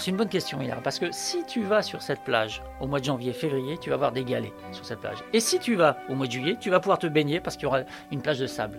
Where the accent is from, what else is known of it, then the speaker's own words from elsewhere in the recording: Picardy, Hauts-de-France, France; moved away; je suis originaire de Picardie